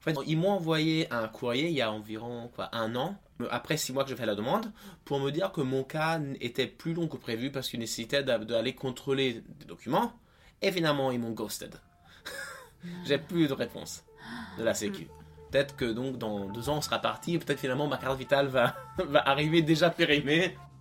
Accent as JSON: {"language": "French", "country": "Italy", "tie": "born or raised there", "moved": "as an adult", "lives_now": "France", "said": "je suis né en Italie, mais je suis français par, euh, par ma mère."}